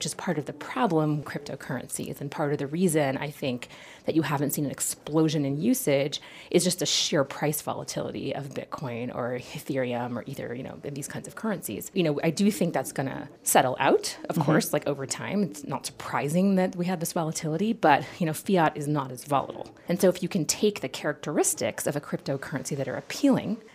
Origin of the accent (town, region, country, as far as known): United States